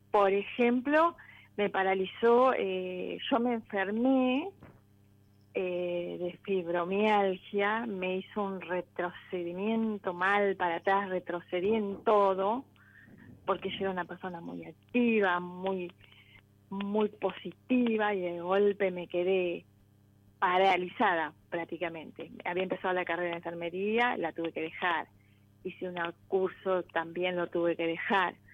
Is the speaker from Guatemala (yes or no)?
no; Guaminí, Buenos Aires Province, Argentina; De Guamini, provincia de Buenos Aires.